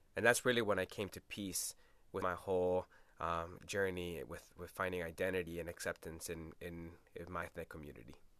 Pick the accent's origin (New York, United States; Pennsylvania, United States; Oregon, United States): Oregon, United States; Portland; first language Spanish; English is a second language; also born or lived in Los Angeles, California / El Salvador (family); born in Los Angeles, but I've spent most of my time in, in Portland, Oregon